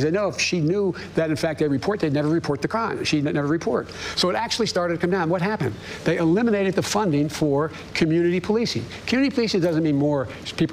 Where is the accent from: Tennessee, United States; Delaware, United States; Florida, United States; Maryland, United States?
Delaware, United States; Claymont; also born or lived in Scranton, Pennsylvania; the neighborhood I grew up in Claymont